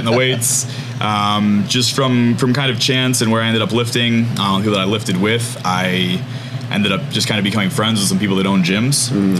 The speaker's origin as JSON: {"language": "English", "town": "Livonia", "region": "New York", "country": "United States", "tie": "born or raised there", "said": "I'm from Livonia, New York, just a couple towns over. I grew up and lived there pretty much my whole life. Went to college in Pennsylvania."}